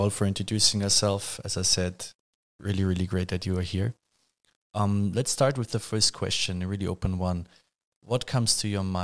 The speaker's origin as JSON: {"language": "English", "region": "Vienna", "country": "Austria", "tie": "born or raised there", "said": "I was born and raised in Austria, in Vienna"}